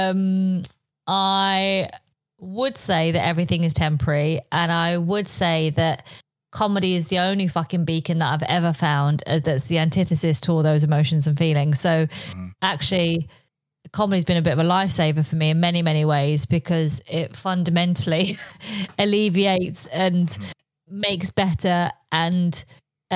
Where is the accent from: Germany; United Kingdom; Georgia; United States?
United Kingdom; first language Polish; English is a second language; Polish was my first language because I was born here, but both my parents spoke Polish to me. But then I went to school, I was like, I'm not Polish, I'm British.